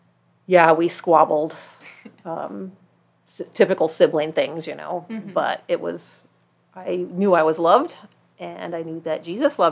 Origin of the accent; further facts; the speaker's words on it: Idaho Falls, Idaho, United States; born there; also born or lived in Bremerton, Washington / New Jersey / Rhode Island; I am actually from everywhere. I'm a Navy brat.